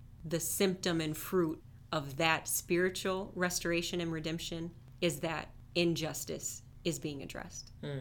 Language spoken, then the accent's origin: English; Minneapolis, Minnesota, United States; also born or lived in Detroit, Michigan; I was born in West Detroit, lived there until I was 5, and then my family moved for work to the Minneapolis area.